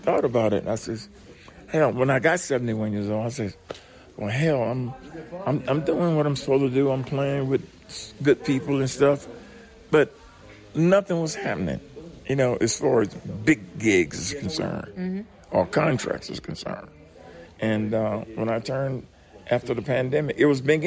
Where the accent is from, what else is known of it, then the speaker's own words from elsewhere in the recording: Florida, United States; moved away; also born or lived in Birmingham / Louisiana; I'm actually from Florida